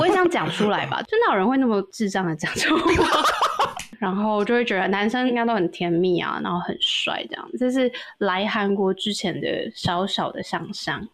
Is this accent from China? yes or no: no; Taiwan; moved away as an adult; now in South Korea; 是台湾人